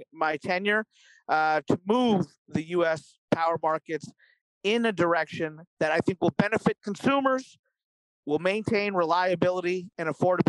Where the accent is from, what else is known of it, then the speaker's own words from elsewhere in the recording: Kentucky, United States; Kentucky, my home state in the U.S.